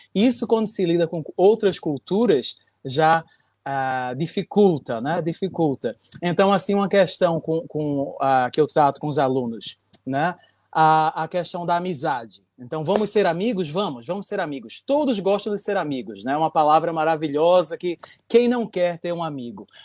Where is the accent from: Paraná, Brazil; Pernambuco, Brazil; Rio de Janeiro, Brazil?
Pernambuco, Brazil; Recife; now in Japan; eu sou de Recife.